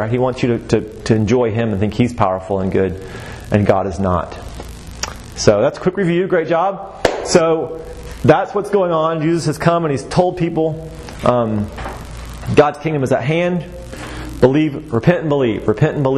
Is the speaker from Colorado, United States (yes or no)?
no; Waco, Texas, United States; also born or lived in Augusta, Georgia; I'm from Waco, Texas. And I'm a proud Texan, through and through.